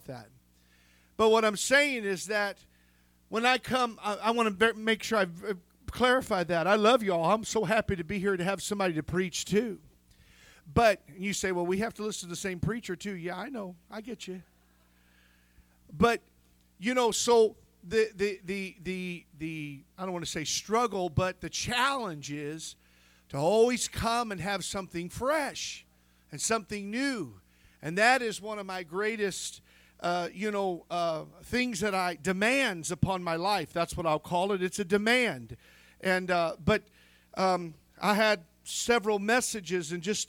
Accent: United States; we're foreigners. We're from the United States

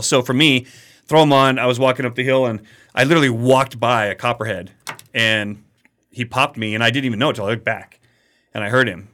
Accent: Colorado, United States; where I grew up in Colorado, there were some rattlesnakes

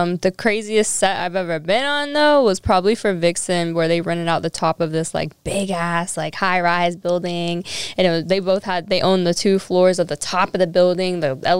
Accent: Miami, Florida, United States; also born or lived in Tampa, Florida; I'm from Miami, Florida. But I was born in Tampa, but I'm originally a Florida girl.

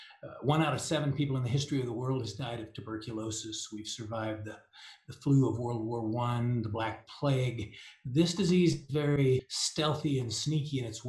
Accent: Denver, Colorado, United States; I'm from Denver, Colorado

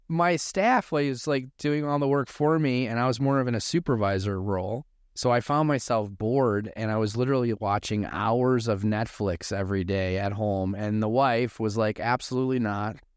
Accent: Chicago, Illinois, United States; moved away as an adult; now in Arizona, United States; I'm originally from Chicago, uh, grew up in Chicago, and then in two thousand four, we moved here in Arizona

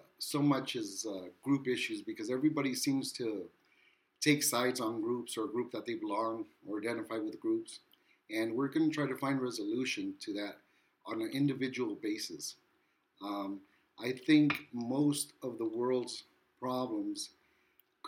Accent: Wilmington, United States; I'm from Wilmington

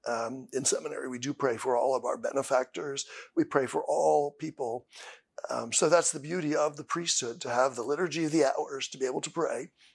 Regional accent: Columbia, Pennsylvania, United States; I am from Holy Trinity Parish in Columbia, Pennsylvania. I have been a lifelong parishioner. Uh, I was baptized in Holy Trinity

